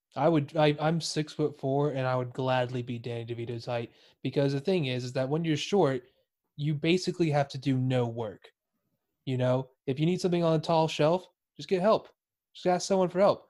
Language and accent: English; Texas, United States; moved away as an adult; now in United Kingdom; I'm from Texas